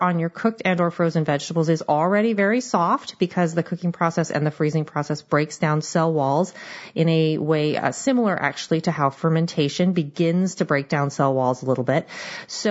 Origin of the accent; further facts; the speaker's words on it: Seattle, Washington, United States; I am from the Seattle area and we have a lot of knowledge of crab and salmon